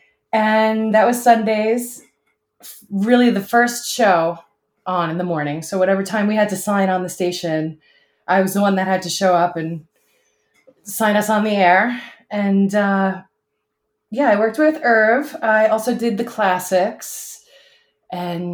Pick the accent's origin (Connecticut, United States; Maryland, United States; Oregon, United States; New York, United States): New York, United States; South Shore of Long Island; We grew up on the South Shore of Long Island